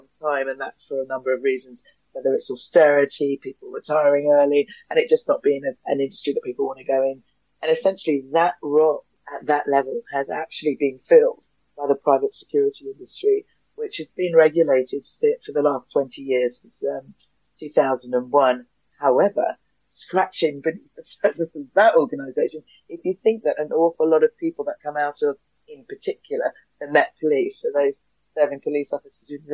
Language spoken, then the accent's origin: English; London, United Kingdom; moved away as an adult; now in Hove, United Kingdom; I'm a Londoner, born and bred, raised in Clapham in South London.